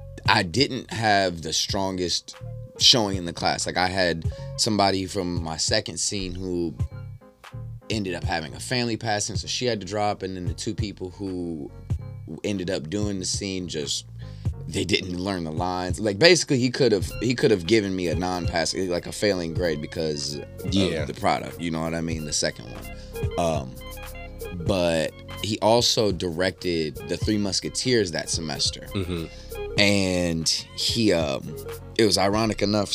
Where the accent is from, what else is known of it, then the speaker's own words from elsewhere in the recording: Indianapolis, Indiana, United States; moved away as an adult; also born or lived in North Carolina; now in Los Angeles, United States; I was born in North Carolina, raised in Indianapolis, Indiana